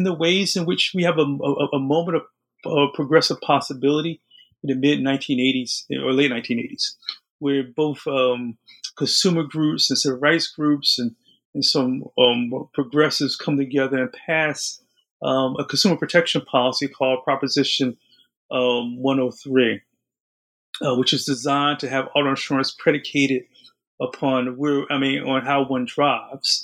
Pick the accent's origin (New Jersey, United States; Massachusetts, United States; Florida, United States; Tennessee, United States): New Jersey, United States; I'm from New Jersey. My family's from New Jersey